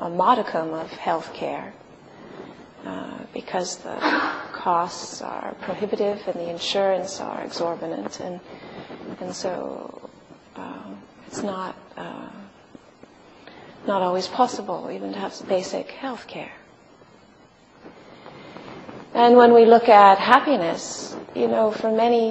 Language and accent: English; Los Angeles, California, United States; moved away as an adult; also born or lived in Santa Cruz / England; I was born in California and lived in the States for the first 17 years of my life, in Los Angeles area